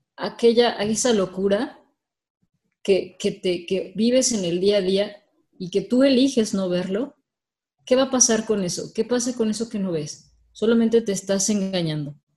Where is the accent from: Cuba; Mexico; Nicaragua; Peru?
Mexico; soy mexicana también